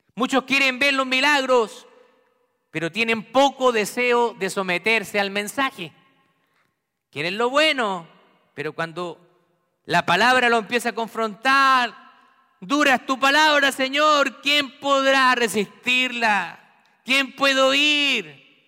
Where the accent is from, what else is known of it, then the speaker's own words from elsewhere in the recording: Santiago, Santiago Metropolitan Region, Chile; en Santiago de Chile, donde yo nací